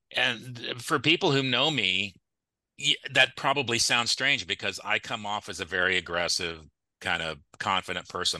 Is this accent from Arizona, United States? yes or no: no; Clovis, California, United States; I grew up in Clovis. I went to Clovis Cole Elementary. I went to Clark Intermediate. I went to Clovis High